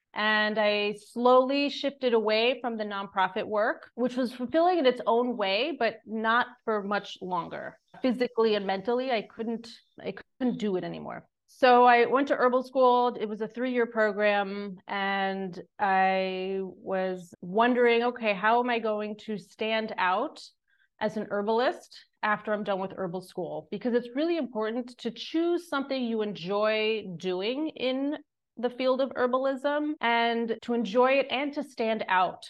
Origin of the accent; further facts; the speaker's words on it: Long Island, New York, United States; moved away as an adult; now in Greece; I grew up on Long Island in the suburbs of New York City